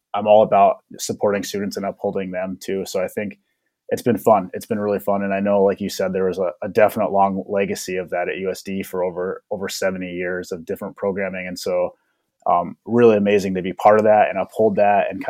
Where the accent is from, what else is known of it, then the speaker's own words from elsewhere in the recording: Winner, South Dakota, United States; moved away as an adult; also born or lived in Denver, Colorado / Minnesota; I was born and raised in Denver, Colorado. My dad participated in the relocation program in the 1960s, so I grew up in Denver, have a lot of connections to the Denver area, and then ultimately moved to Winter, South Dakota in about, I think, when I was 8 or 9, late 90s, early 2000s, and so actually grew up there for high school